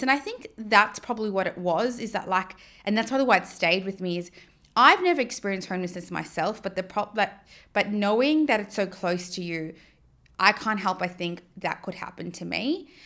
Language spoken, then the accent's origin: English; South Africa; now in Australia; growing up in South Africa